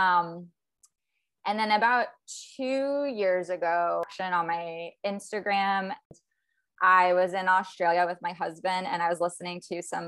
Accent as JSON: {"language": "English", "region": "South Florida", "country": "United States", "tie": "born or raised there", "also_born_or_lived": "Virginia", "said": "And I'm from Virginia originally, but I pretty much grew up in South Florida and I'm still in Florida"}